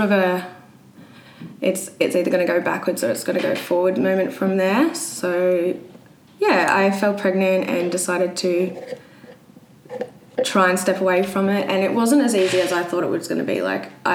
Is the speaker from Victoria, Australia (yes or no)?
no; Brisbane, Queensland, Australia; I'm from Brisbane